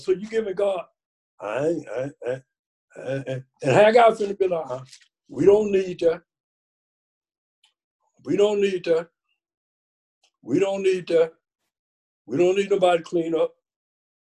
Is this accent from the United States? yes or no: yes; Mississippi, United States; I was born in Mississippi, picking cotton